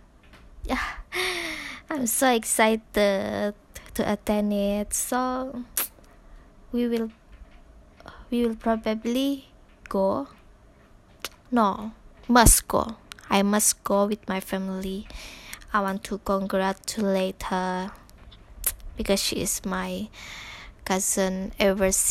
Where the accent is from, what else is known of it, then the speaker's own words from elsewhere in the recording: Sabah, Malaysia; English is a second language; moved away as an adult; now in Tanjung Malim, Malaysia; I'm from Sabah.